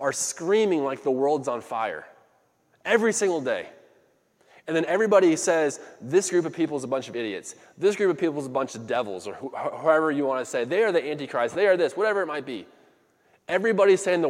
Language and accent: English; United States; I identify as an American